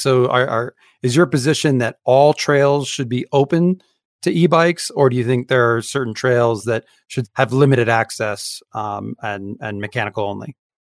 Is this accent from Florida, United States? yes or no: no; Utah, United States; my home state